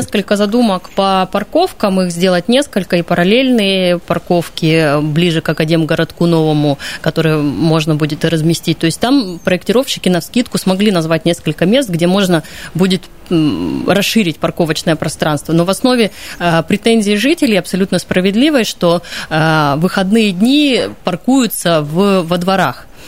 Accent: Krasnoyarsk, Krasnoyarsk Krai, Russia; Я просто как красноярец и как человек, который вырос на столбах, ходил туда регулярно

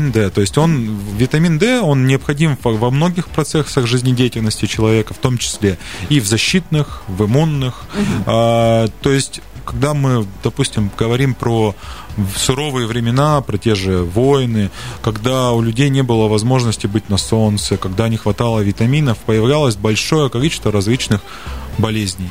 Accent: Siberia, Russia; как любой сибиряк

